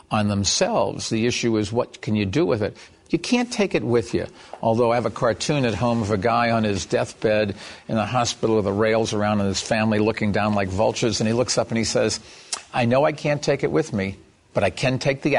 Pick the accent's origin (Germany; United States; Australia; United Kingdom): United States; New York; I'm a New Yorker, and I know a con when I see one.